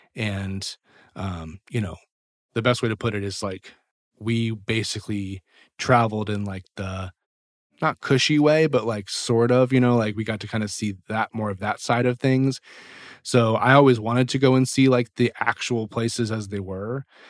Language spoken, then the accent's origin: English; Washington, District of Columbia, United States; moved away as an adult; also born or lived in Nashville; I'm from the Washington, D C area, which is actually where I am right now.